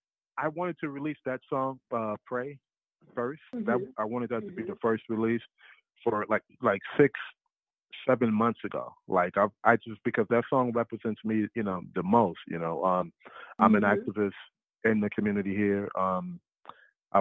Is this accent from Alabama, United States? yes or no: no; Chicago, Illinois, United States; I'm from Chicago